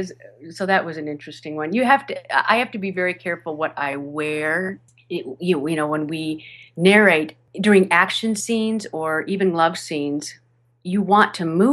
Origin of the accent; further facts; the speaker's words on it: Michigan, United States; accent: Michigan accent; One of my first radio commercials I did in Southern California. I'm originally from Michigan. And back then, back in 1989, 1990, I still had a fair amount of my Michigan accent.